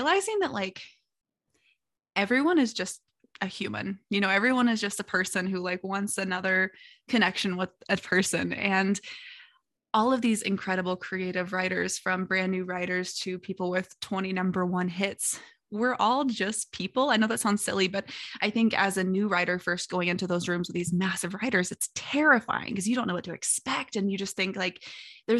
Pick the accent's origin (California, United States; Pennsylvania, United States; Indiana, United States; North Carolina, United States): Indiana, United States; Southern; also born or lived in Louisville, Kentucky; I'm originally from the Southern Indiana area. And like I was born in Louisville